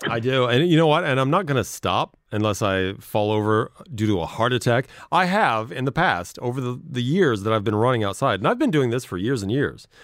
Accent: Midwest, United States; I grew up in the Midwest

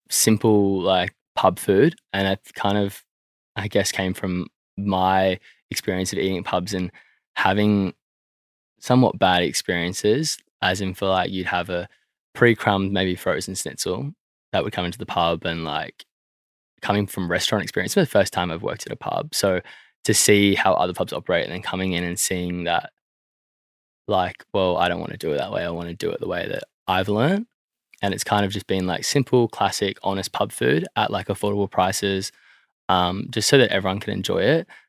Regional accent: Sydney, New South Wales, Australia; I grew up in Croydon Park.

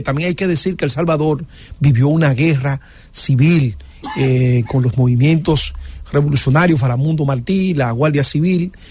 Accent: Dominican Republic; somos dominicanos

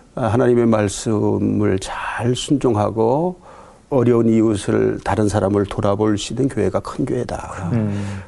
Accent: Gangwon, South Korea; moved away as an adult; now in Ansan, South Korea; 제가 강원도에서 자라면서 정말 열심히 공부했거든요

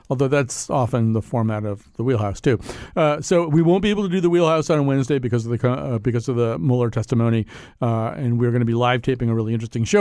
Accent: Connecticut, United States; we're from Connecticut, you know, so it's a much more circumscribed and quiet way of life

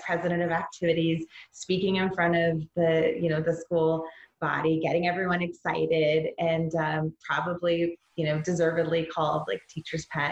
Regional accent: Vancouver, Washington, United States; I grew up in what we call America's Vancouver

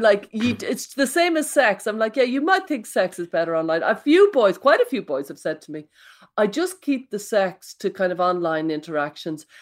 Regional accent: Ireland; I come from Catholic Ireland

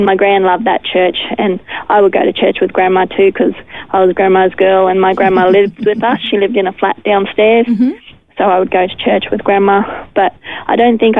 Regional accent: Brisbane, Queensland, Australia; also born or lived in Ingham; now in Charleville, Australia; I grew up in Brisbane on the north side, around the hills area.

